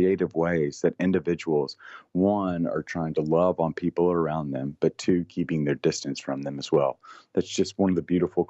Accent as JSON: {"language": "English", "region": "Tennessee", "country": "United States", "said": "I'm from Tennessee"}